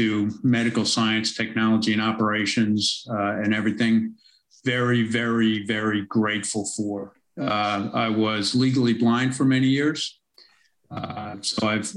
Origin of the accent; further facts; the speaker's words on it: New York City, New York, United States; moved away as an adult; now in Melbourne, Australia; I'm originally from America, from most of my life in New York City, as you can probably tell from my accent